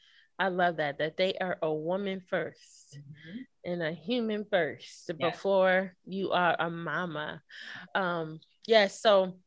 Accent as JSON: {"language": "English", "town": "Norfolk", "region": "Virginia", "country": "United States", "tie": "born or raised there", "said": "I was born in Norfolk, Virginia, but I forgot to mention that my parents met at Norfolk State."}